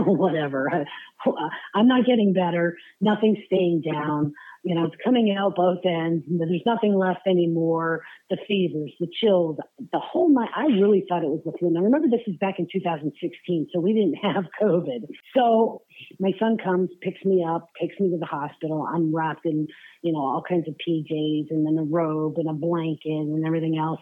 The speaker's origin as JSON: {"language": "English", "town": "Allentown", "region": "Pennsylvania", "country": "United States", "tie": "born or raised there", "also_born_or_lived": "Florida", "moved": "as an adult", "lives_now": "Knoxville, United States", "said": "I spent 26 years in um, Pennsylvania, just outside of Philly, Allentown"}